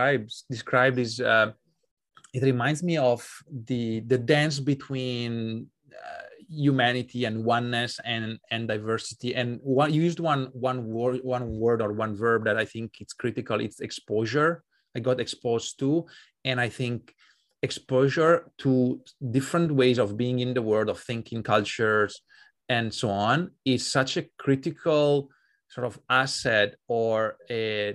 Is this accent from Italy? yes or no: yes; Italy; moved away; also born or lived in Hungary; But for me, that journey started when I moved abroad from Italy to Hungary in 2006.